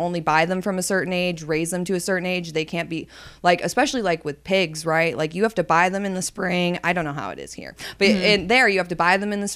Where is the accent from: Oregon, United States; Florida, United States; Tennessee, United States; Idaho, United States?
Oregon, United States; moved away as an adult; now in Corpus Christi, United States; We spent a lot of time hiking as a kid. Well, in water sports, right? Because we lived on the Columbia River Gorge.